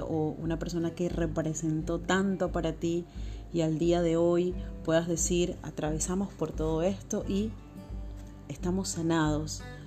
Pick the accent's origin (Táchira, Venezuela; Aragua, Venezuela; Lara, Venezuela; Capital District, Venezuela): Capital District, Venezuela; Caracas; now in Buenos Aires, Argentina; en este momento estoy viviendo en Buenos Aires. Soy oriunda de Caracas.